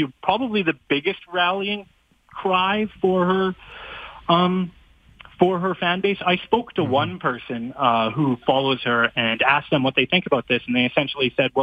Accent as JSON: {"language": "English", "town": "Fort Saskatchewan", "region": "Alberta", "country": "Canada", "tie": "born or raised there", "said": "my hometown of Fort Saskatchewan"}